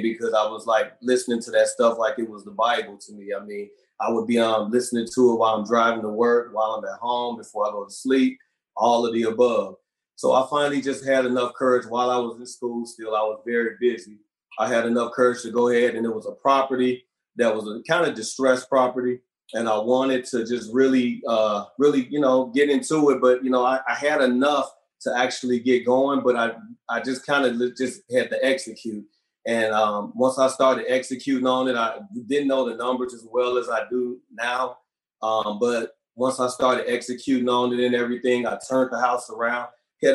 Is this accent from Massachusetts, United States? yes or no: no; Gary, Indiana, United States; moved away as an adult; also born or lived in California; I'm originally from Gary, Indiana